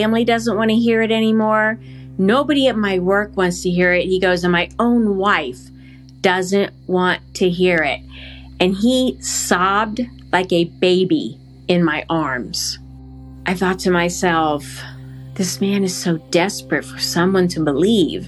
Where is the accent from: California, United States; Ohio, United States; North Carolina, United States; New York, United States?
Ohio, United States; I was born and raised in Ohio, Catholic, by very loving parents